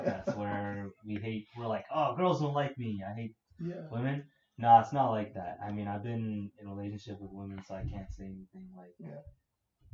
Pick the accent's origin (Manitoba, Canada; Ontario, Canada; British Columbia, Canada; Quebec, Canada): Ontario, Canada; Toronto; we're all from Scarborough as well